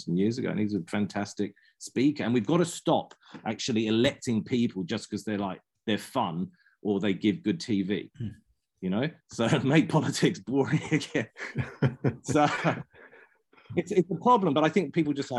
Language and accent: English; London, United Kingdom; also born or lived in Christchurch; now in New Zealand; I grew up cycling in London